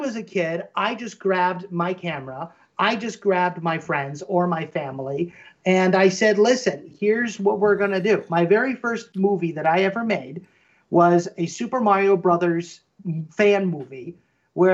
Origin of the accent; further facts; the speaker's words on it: Midwest, United States; I grew up in the Midwest